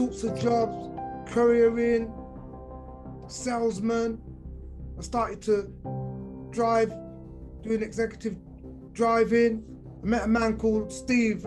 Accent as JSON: {"language": "English", "region": "London", "country": "United Kingdom", "said": "I'm from London in the 70s."}